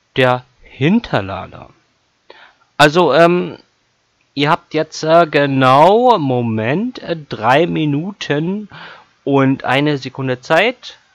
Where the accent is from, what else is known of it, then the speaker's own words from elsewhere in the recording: Lübeck, Schleswig-Holstein, Germany; ich komme aus Lübeck, bin 32 Jahre jung, ähm, lebe in der wunderschönen Hansestadt Lübeck.